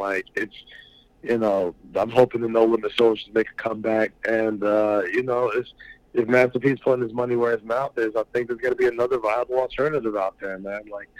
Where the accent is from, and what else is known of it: New York City, New York, United States; born or raised there